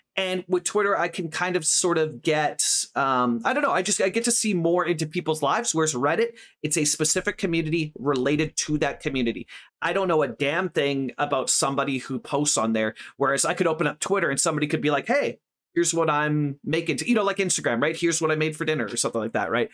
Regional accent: Canada; I'm English speaking Canadian, not French speaking Canadian.

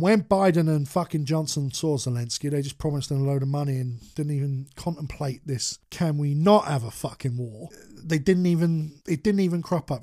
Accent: United Kingdom; as British people

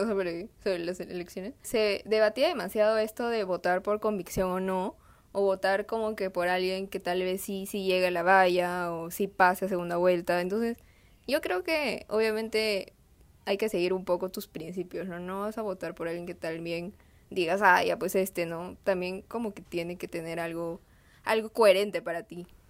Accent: Huánuco, Peru; now in Lima, Peru; yo también he vivido en Huánuco, em, en otra ciudad del, Perú

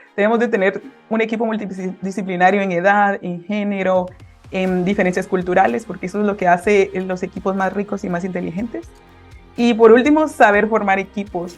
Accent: Guatemala City, Guatemala Department, Guatemala; soy de Guatemala, de la ciudad de Guatemala

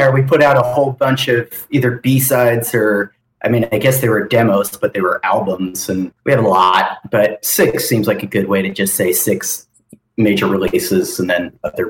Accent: Chicago, Illinois, United States; I'm from Chicago

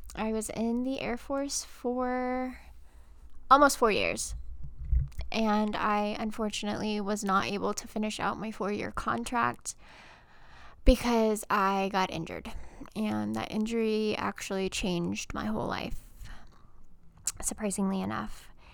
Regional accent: Texas, United States; moved away as an adult; now in Georgia, United States; I am originally from Texas. I lived in Texas my whole life, born and raised.

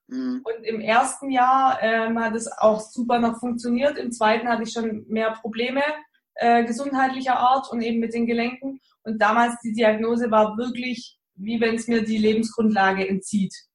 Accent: Baden-Württemberg, Germany; accent: Swabian; Komme aus der Nähe von Stuttgart. Äh, ihr entschuldigt meinen Dialekt. Man hört es natürlich auch, dass ich aus dem Schwabenland komme.

